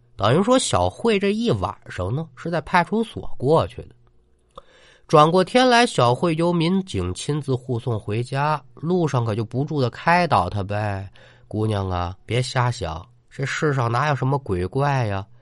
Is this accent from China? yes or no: yes; China; 也做了三十多年中国人了